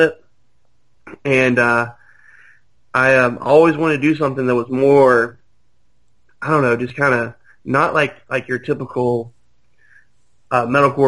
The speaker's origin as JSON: {"language": "English", "town": "Birmingham", "region": "Alabama", "country": "United States", "said": "We're from Birmingham"}